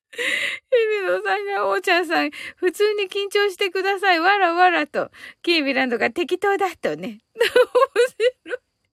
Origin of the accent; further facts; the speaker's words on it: Kyushu, Japan; 私ってやっぱり九州人だから、あの、方言にはやっぱりちょっと強い